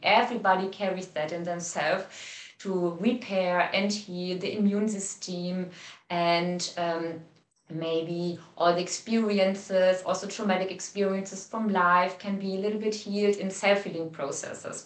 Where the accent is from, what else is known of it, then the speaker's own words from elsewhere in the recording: Cologne, North Rhine-Westphalia, Germany; moved away as an adult; also born or lived in Hamburg, Germany / India; I come from Cologne, but I lived in Hamburg in the north mm of Germany for 10 years